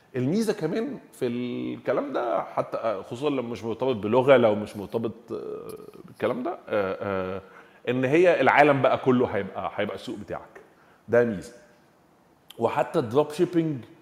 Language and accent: Arabic; Egypt; احنا عندنا في مصر